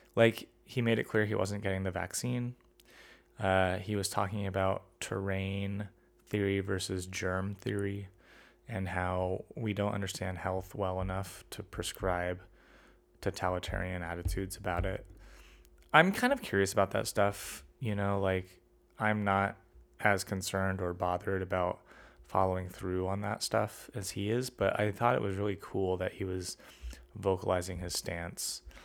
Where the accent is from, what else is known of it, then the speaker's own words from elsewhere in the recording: United States; I'm an American